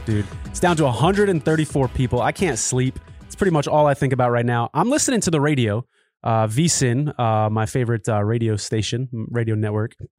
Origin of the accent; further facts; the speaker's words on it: Norwich, Connecticut, United States; Norwich, Connecticut, my hometown